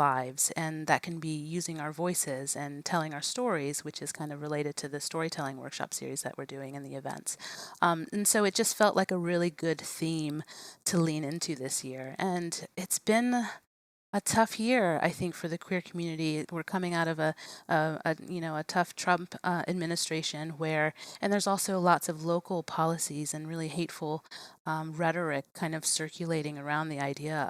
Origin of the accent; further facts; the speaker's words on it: Virginia, United States; also born or lived in Richmond, Virginia; now in Staunton, United States; I'm born and raised in Virginia, but I had lived in Richmond and Northern Virginia, close to DC